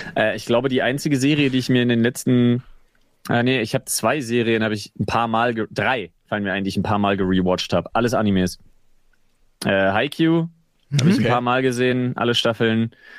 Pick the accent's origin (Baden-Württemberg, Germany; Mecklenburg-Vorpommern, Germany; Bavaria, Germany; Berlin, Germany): Berlin, Germany; dass ich mich als Berliner so ein bisschen in den Stadtpatriotismus äh, zurückflüchten kann